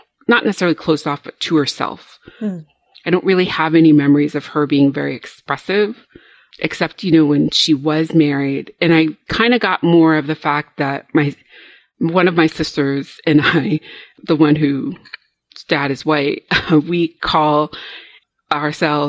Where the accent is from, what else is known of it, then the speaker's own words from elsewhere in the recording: Rhode Island, United States; I grew up in a very Southern Baptist community in New England. So, you know, I grew up in Rhode Island